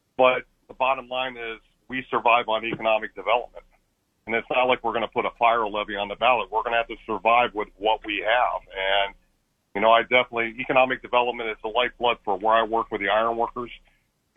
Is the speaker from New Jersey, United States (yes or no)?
no; Canton, Ohio, United States; I'm just a blue-collar kid that never left this town. My family's lived in this city for over 110 years.